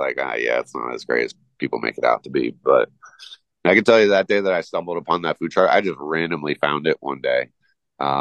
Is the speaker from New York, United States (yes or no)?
no; Southern California, United States; now in Jackson Hole, United States; I grew up in Southern California